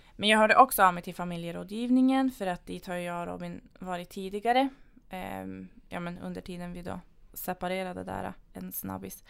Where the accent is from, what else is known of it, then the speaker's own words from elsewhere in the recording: Luleå, Norrbotten County, Sweden; moved away as an adult; now in Piteå, Sweden; är från Luleå från början